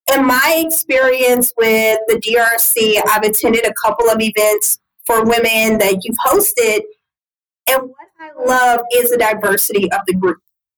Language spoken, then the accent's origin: English; Louisiana, United States; y'all know I'm from Louisiana